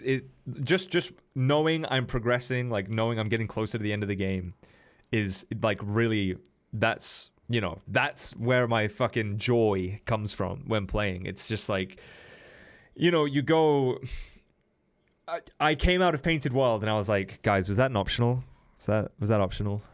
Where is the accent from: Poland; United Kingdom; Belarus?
United Kingdom; England; I'm English